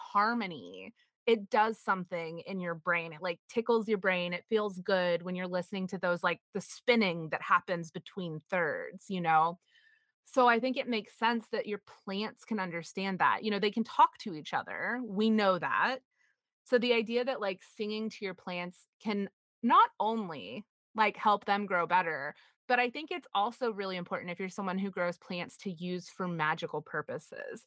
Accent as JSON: {"language": "English", "country": "United States", "tie": "born or raised there", "said": "I was raised in Puritanical America"}